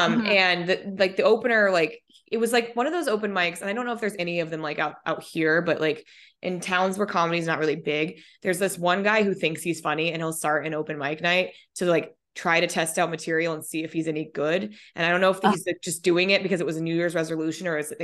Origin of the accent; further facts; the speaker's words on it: Colorado, United States; moved away as an adult; also born or lived in Minnesota; now in Oahu, United States; I was born in Minnesota, lived in Colorado until I was, you know, moved in Colorado when I was 10 and then lived in Colorado until I was 29